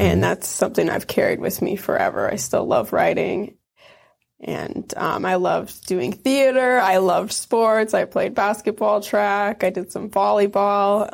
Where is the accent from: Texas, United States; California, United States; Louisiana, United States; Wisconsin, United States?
Wisconsin, United States; also born or lived in Iron Mountain, Michigan; Wisconsin is right on the border of the U P, the Upper Peninsula of Michigan, and The town I grew up in was really small